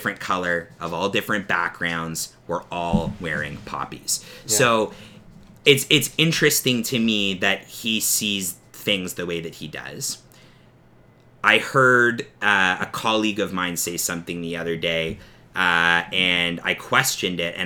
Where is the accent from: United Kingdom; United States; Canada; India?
Canada; the Canadian side of us being Canadian and being hosers